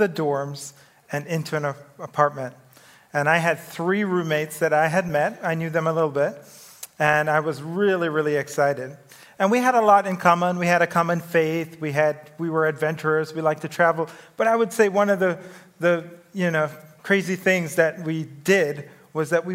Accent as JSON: {"language": "English", "country": "Jamaica", "tie": "born or raised there", "moved": "yes", "said": "I grew up in the Caribbean in Jamaica"}